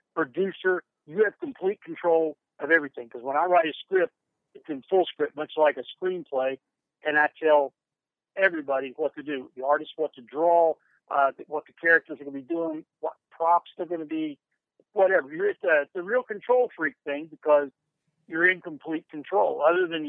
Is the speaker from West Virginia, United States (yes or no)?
yes; Huntington, West Virginia, United States; Grade school, junior high school, college, with Marshall University, Huntington, West Virginia, my hometown